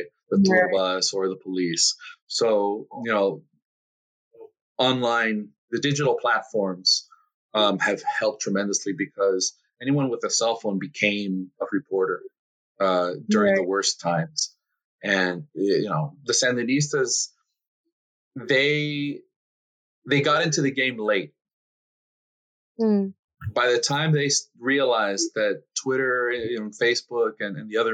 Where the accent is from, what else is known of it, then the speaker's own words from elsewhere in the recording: Nicaragua; moved away as an adult; also born or lived in Los Angeles, California; now in Miami, United States; I was born in the States. I'm an American citizen, but I lived my formative years in Nicaragua. I went to school in Nicaragua, went to college in Nicaragua.